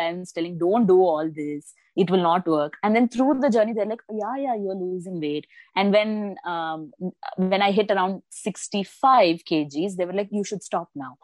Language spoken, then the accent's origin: English; Bengaluru, Karnataka, India; also born or lived in Kerala; I was born and raised in Bengaluru, but my native is Kerala